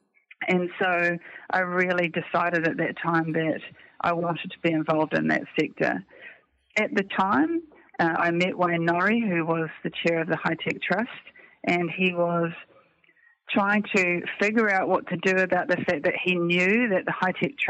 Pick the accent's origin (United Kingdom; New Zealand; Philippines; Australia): New Zealand; a Kiwi female